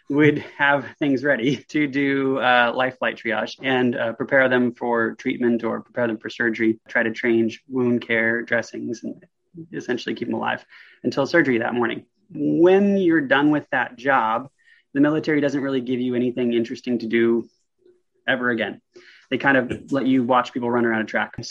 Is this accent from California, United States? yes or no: no; Vancouver, Washington, United States; so Vancouver, Washington is essentially just two miles from Portland, Oregon. So we're, we're right there, uh, about two exits from Oregon, uh, right above Portland, Oregon.